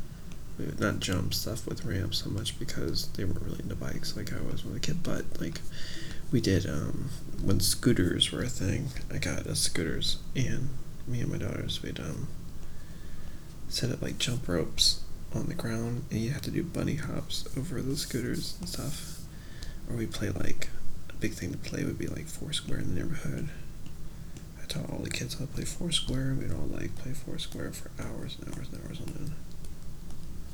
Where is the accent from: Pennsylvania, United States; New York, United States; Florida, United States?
Florida, United States; I'm from Florida